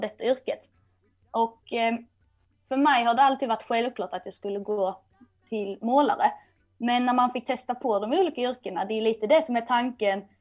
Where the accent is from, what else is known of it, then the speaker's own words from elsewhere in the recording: Kristianstad, Skåne, Sweden; moved away as an adult; now in Stockholm, Sweden; där jag kommer ifrån i Kristianstad nere i Skåne